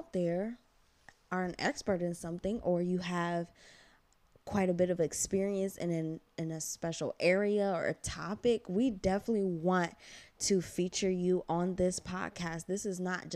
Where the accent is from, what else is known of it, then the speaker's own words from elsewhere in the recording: United States; I am also an American born Ghanaian